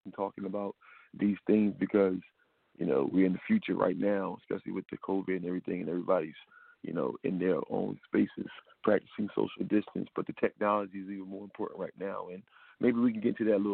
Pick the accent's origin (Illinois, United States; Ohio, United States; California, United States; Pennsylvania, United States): Pennsylvania, United States; Philadelphia; I'm a Philadelphian, you know, spirit of Philadelphia